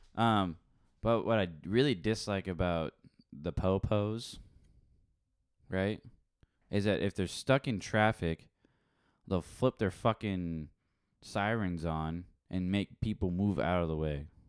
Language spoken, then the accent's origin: English; England, United Kingdom; I'm English